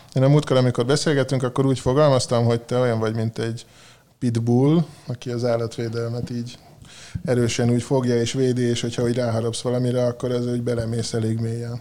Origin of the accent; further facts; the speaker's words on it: Hungary; moved away; én vidéken éltem, ott nőttem föl